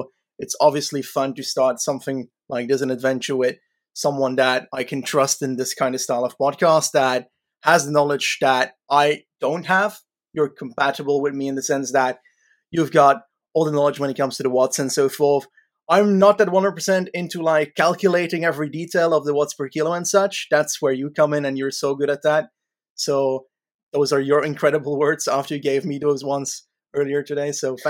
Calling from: Belgium; I am calling in from Belgium.

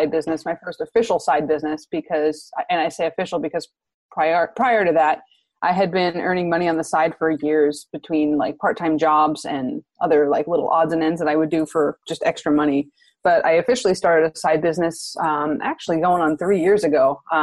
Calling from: San Diego, California, United States; Oh, San Diego. Sunny San Diego.

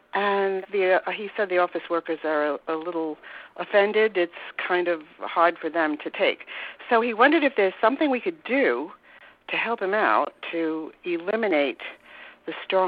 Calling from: Warwick, Rhode Island, United States; I'm from Warwick, Rhode Island.

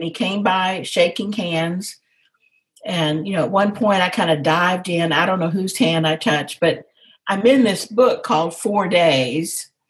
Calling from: Dallas, Texas, United States; From Dallas, Texas. So at home, just in the den.

